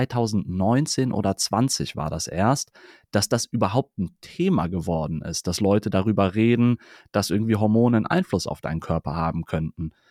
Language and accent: German; Cologne, North Rhine-Westphalia, Germany; Ich bin in Ehrenfeld groß geworden